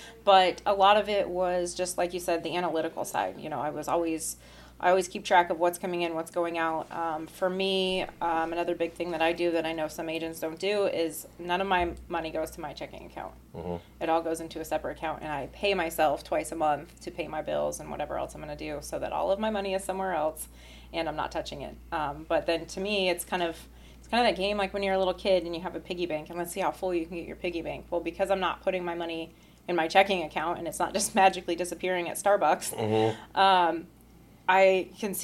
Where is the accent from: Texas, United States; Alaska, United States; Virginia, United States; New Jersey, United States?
Alaska, United States; moved away as an adult; now in Florida, United States; I'm actually from Alaska, not from Florida